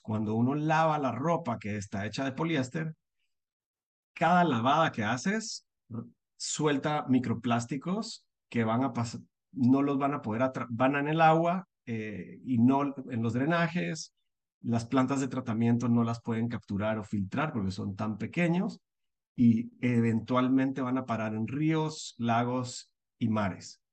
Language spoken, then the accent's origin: Spanish; Guatemala; moved away as an adult; also born or lived in United States; soy guatemalteco, nací en Guatemala, vivo en Guatemala